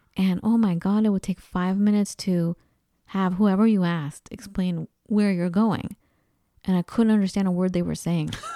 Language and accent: English; Los Angeles, California, United States; accent: Los Angeles Valley girl, Santa Monica; moved away as an adult; also born or lived in Minnesota / Seattle, Washington / Colorado; being from Los Angeles